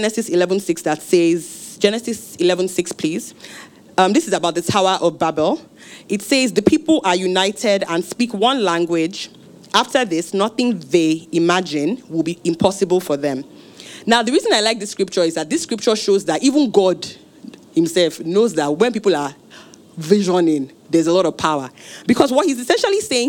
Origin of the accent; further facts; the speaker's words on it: Osun, Nigeria; I'm from Osun State, from a village with very red sand.